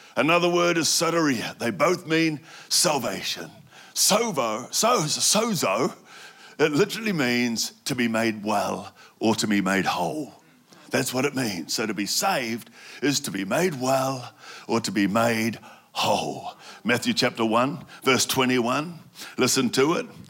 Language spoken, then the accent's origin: English; New Zealand; I grew up in New Zealand